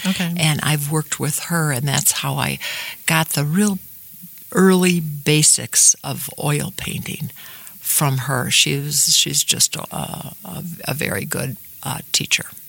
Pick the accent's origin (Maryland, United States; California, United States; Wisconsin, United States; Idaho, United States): Wisconsin, United States; Shorewood; a young gal growing up in Shorewood